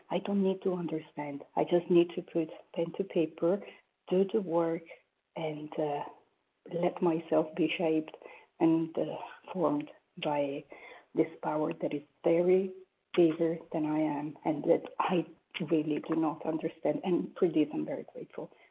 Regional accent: Paris, Île-de-France, France; now in New York, United States; from Paris, currently New York

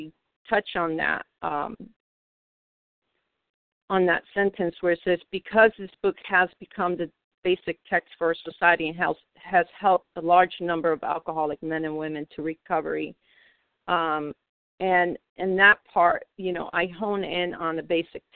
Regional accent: New York City, New York, United States; I come from Manhattan, New York. I live in the New York City area

